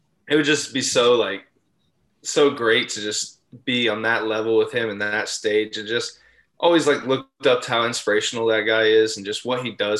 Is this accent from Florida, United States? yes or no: yes; South Florida, United States; moved away as an adult; also born or lived in North Carolina; I'm from South Florida